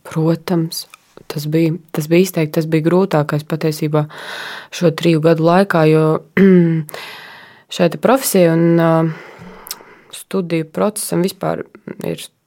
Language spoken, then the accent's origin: Latvian; Latgale, Latvia; moved away as an adult; now in Riga, Latvia; principā es nāku no Latgales, un man ir liela lauku māja pie meža